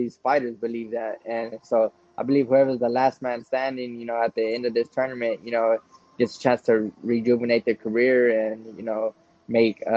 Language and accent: English; Texas, United States; we're both from Texas